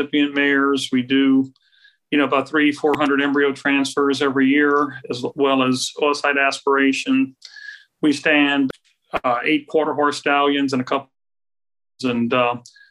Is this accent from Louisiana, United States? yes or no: yes; Crowley, Louisiana, United States; I grew up really in Roberts Cove, right outside of Crowley